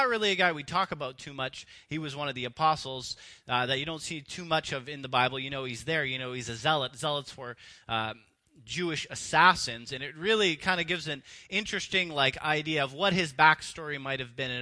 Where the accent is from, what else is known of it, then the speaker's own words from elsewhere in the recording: Canada; I grew up in Canada and was raised here in a free and rich and safe society